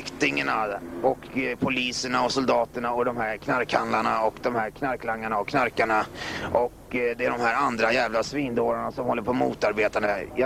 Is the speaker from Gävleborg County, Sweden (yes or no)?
no; Stockholm, Stockholm County, Sweden; born there; jag är född i Bagarmossen